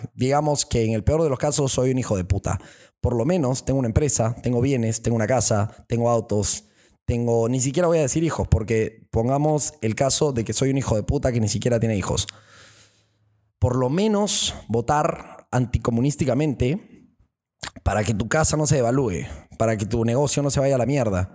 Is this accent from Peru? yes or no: yes; Peru; esa fuerza perucha que ya es dentro de nosotros